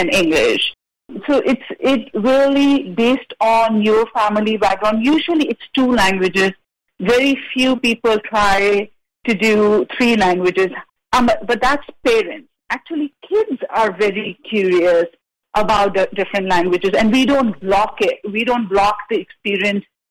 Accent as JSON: {"language": "English", "country": "India", "moved": "yes", "lives_now": "Santa Barbara, United States", "said": "I'm from India"}